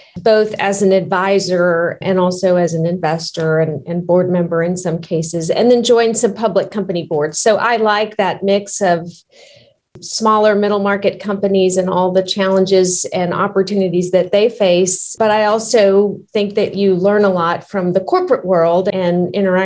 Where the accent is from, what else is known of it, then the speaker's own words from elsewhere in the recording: Texas, United States; also born or lived in Houston; I am from Texas, have been in Houston for a little over 25 years now